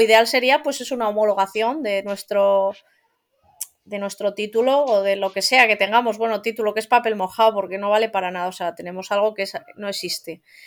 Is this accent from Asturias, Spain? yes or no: yes; Asturias, Spain; yo soy asturiana, yo vivo en Asturias